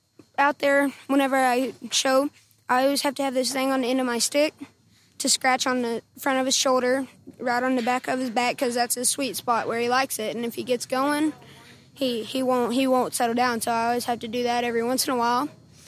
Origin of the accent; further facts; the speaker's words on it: Medill, Oklahoma, United States; I'm from Medill, Oklahoma.